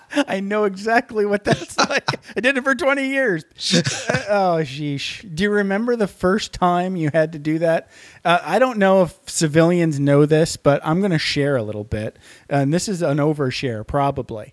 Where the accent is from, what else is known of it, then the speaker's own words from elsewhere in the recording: Upper Peninsula, Michigan, United States; moved away; I'm from the, uh, Upper Peninsula